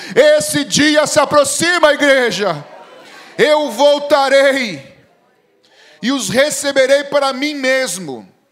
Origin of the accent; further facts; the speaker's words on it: Rio de Janeiro, Brazil; Pai pernambucano e mãe grega. Um pé no Nordeste, um pé na Europa, vai entender, né? Aí ah, eu nasci no Rio